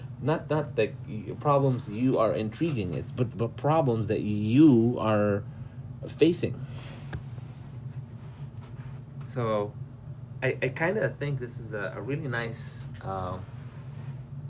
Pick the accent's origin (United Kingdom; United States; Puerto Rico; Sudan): Sudan; I'm from Sudan